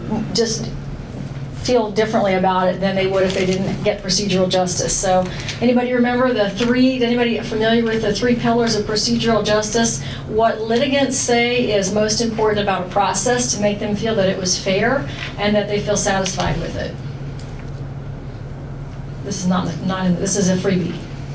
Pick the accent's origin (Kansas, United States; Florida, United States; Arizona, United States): Florida, United States; accent: Southern; also born or lived in Chicago; But I'm from Florida originally, and then Chicago before that, so hopefully I've lost most of my Southern accent.